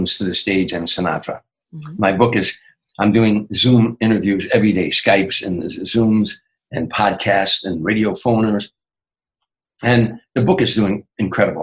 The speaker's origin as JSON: {"language": "English", "town": "Chicago", "region": "Illinois", "country": "United States", "tie": "born or raised there", "moved": "yes", "said": "my hometown, Chicago"}